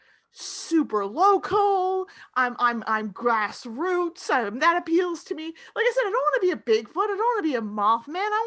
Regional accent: Florida, United States; I grew up in Florida

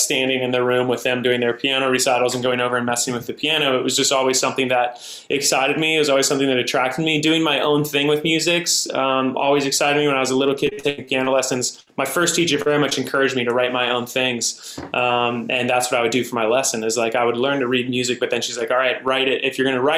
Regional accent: Montana, United States; moved away as an adult; now in Los Angeles, United States; I'm from Montana originally

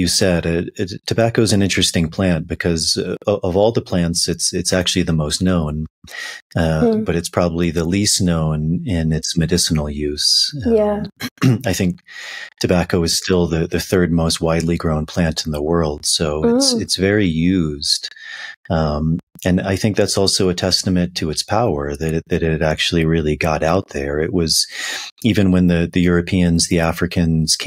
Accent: Virginia, United States; I'm from the United States and I grew up in Virginia

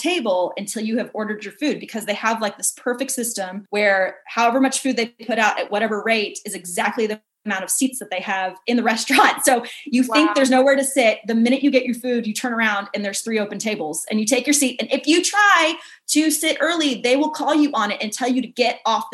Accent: Kansas City, Missouri, United States; moved away as an adult; now in Texas, United States; I'm from Kansas City.

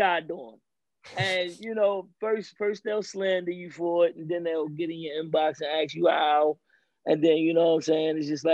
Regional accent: Baltimore, Maryland, United States; I'm from Baltimore

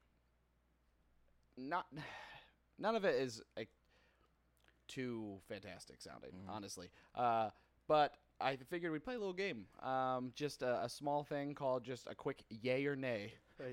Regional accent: Michigan, United States; when you're in the elementary school growing up in Michigan

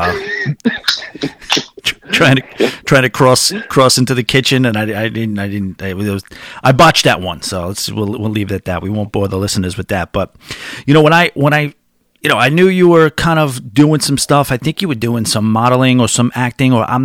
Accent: New York area, United States; I'm from the New York area

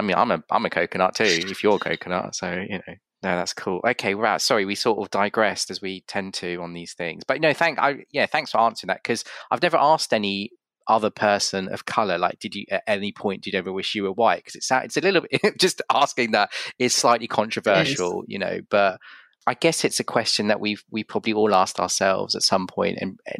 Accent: United Kingdom; And so, you know, I'm as British as you, you know?

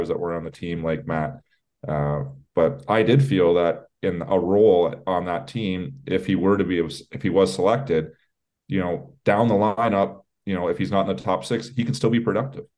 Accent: Canada; I'm Canadian

